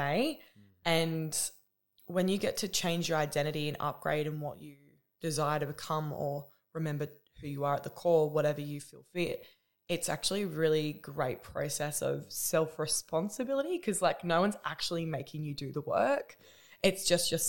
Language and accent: English; Newcastle, New South Wales, Australia; I'm from New South Wales in Newcastle